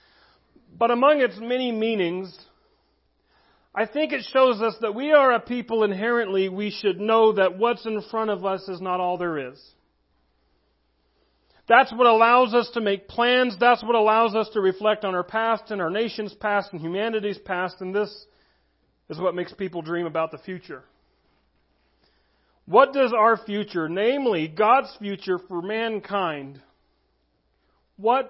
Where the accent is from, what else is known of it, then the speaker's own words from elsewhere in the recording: United States; as American citizens